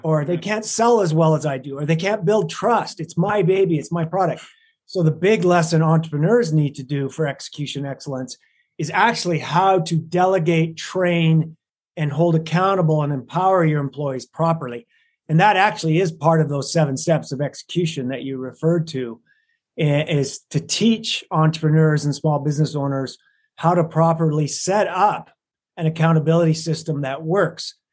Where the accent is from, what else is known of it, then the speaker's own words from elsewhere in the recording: Lethbridge, Alberta, Canada; moved away as an adult; also born or lived in London, Ontario, Canada; now in Salt Lake City, United States; I was raised in Lethbridge, Alberta, Canada